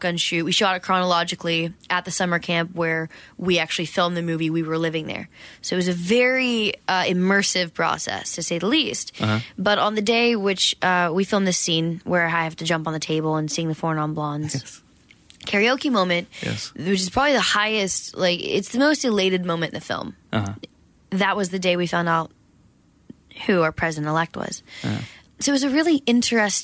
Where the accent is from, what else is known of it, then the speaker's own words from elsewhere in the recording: Georgia, United States; moved away; also born or lived in Los Angeles; I grew up in Georgia in a small town